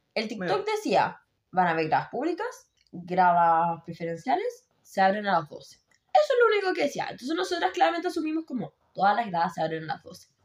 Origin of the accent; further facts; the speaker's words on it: Puerto Montt, Los Lagos, Chile; moved away; como la ciudad en la que no sé si vivo, ah, pero de donde soy oriunda